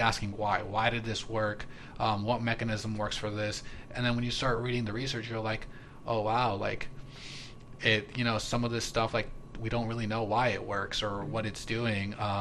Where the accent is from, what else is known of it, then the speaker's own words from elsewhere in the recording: Palm Beach, Florida, United States; I grew up in Palm Beach.